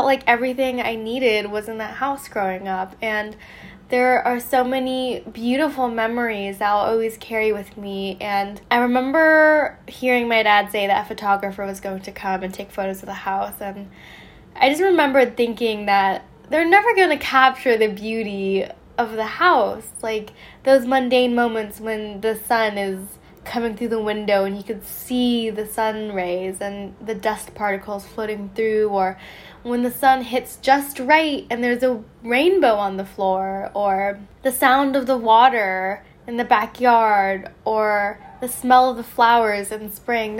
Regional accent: a suburb of Las Vegas, Nevada, United States; moved away as an adult; also born or lived in San Diego / New York / Florence; I am moving out of my hometown. And what's funny is I always poke fun at my hometown. It's a suburb from Vegas

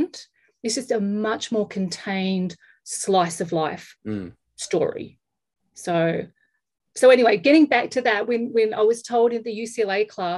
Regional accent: Australia; now in Los Angeles, United States; I'm an Australian living in Los Angeles

